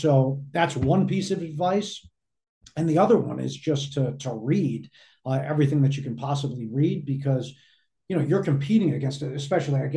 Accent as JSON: {"language": "English", "region": "Northeast", "country": "United States", "tie": "born or raised there", "said": "I grew up in the Northeast, listening to Mike and the Mad Dog."}